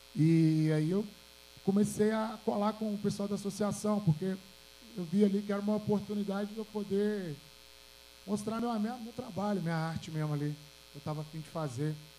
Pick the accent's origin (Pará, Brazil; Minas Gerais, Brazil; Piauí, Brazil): Minas Gerais, Brazil; Belo Horizonte; eu sou do Alto Veracruz, Zona Leste de BH aqui